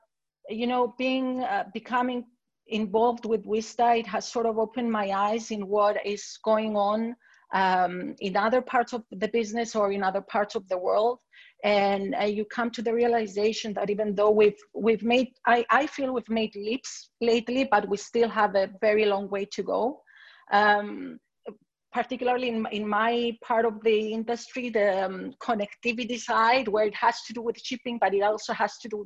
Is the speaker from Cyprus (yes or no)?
yes; Limassol, Limassol District, Cyprus; I come from Cyprus. I grew up in Limassol